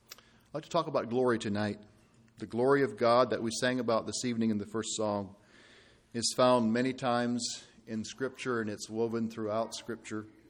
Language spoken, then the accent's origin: English; Ireland; I'm from Ireland